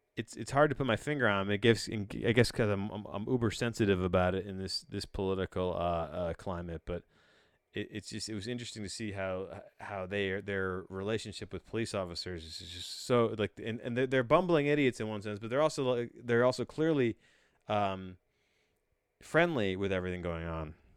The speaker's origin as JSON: {"language": "English", "country": "United States", "said": "as a cultured American"}